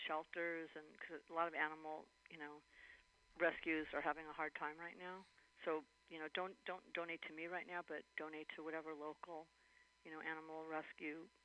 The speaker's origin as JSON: {"language": "English", "town": "Los Angeles", "region": "California", "country": "United States", "said": "I'm from Van Nuys out here."}